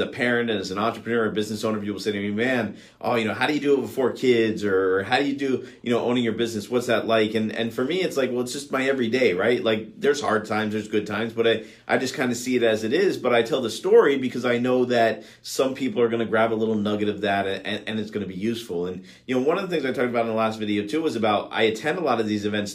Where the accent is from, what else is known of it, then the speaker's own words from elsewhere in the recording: Miami, Florida, United States; my hometown in Miami